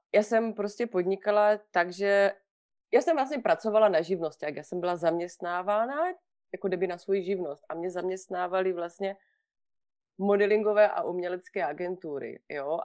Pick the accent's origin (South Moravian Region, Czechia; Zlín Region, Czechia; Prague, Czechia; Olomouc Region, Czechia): South Moravian Region, Czechia; Vyškov; now in Switzerland; já pocházím z Výškova, jo, bydlím v, mm-hmm. v ve Švýcarsku, ale pocházím z Výškova na Moravě